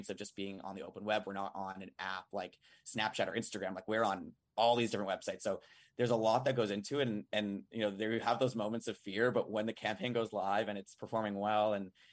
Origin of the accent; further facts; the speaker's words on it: Long Island, New York, United States; also born or lived in Boston; now in Manhattan, United States; I'm from Long Island, New York.